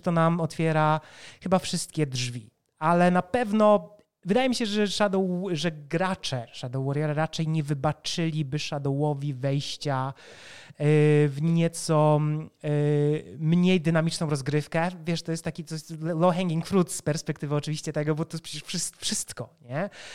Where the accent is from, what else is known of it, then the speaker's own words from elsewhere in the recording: Poland; My jesteśmy deweloperami z Polski